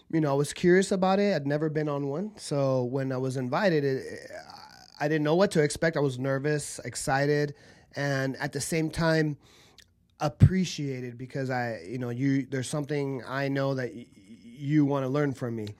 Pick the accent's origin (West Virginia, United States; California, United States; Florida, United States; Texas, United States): California, United States; Southern; also born or lived in Argentina; I grew up in Southern California.